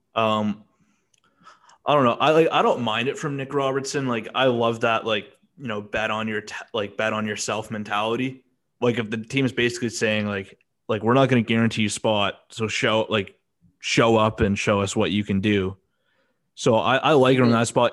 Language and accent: English; Canada; we're both Canadian